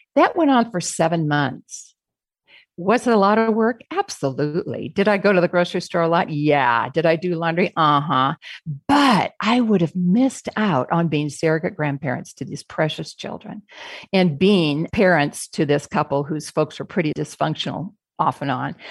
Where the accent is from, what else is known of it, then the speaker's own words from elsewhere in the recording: Phoenix, Arizona, United States; We're from Phoenix, Arizona